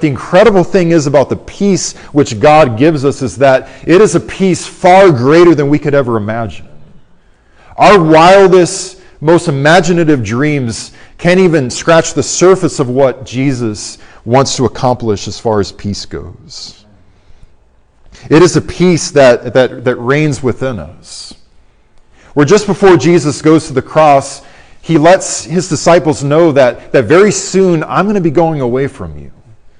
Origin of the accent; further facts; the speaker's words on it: Arizona, United States; moved away; also born or lived in Orlando, Florida; I'm from Arizona, as you guys know. I lived in the Orlando area for many years